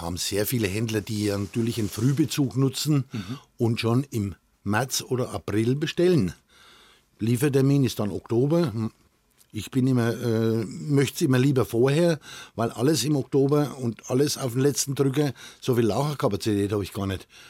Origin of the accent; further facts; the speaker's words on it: Kolitzheim, Bavaria, Germany; Im Ortsteil Kolitz, also in Kolitzheim, mhm. wo ich auch äh, mein Geburtsort ist